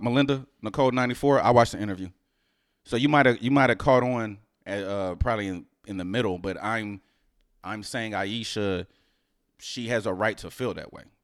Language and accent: English; Houston, Texas, United States; moved away; also born or lived in New Jersey; I'm originally from Houston